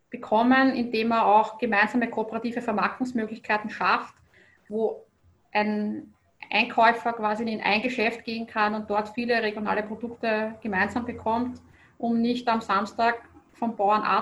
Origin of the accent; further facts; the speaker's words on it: Lower Austria, Austria; Bei uns im Weinviertel ist das jetzt nicht so selbstverständlich. Wir haben sehr oft das Problem, dass wenn ein Weinviertler im Urlaub gefragt wird, woher er kommt, dass dann die Antwort ist, nördlich von Wien oder ich wohne an der tschechischen Grenze von Österreich.